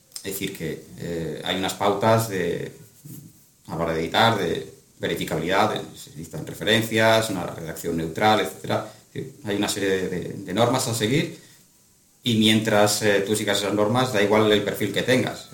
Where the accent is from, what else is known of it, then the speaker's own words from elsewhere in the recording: Astorga, Castile and León, Spain; mi ciudad de origen, que es Astorga